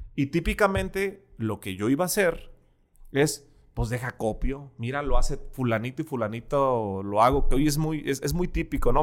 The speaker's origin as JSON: {"language": "Spanish", "town": "Ensenada", "region": "Baja California", "country": "Mexico", "tie": "born or raised there", "moved": "as an adult", "lives_now": "Guadalajara, Mexico", "said": "Yo nací en Ensenada, Baja California. Crecí a los 23 años, me vine"}